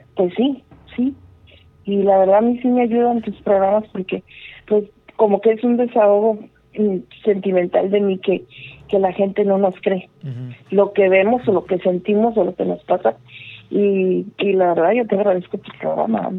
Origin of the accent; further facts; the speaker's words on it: Mexico; now in Chicago, United States; nací en México, pero estoy en mm. Chicago